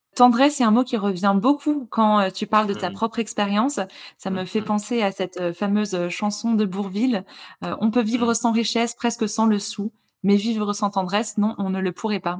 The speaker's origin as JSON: {"language": "French", "area": "Lorraine", "region": "Grand Est", "country": "France", "moved": "yes", "said": "je viens de Lorraine à la base"}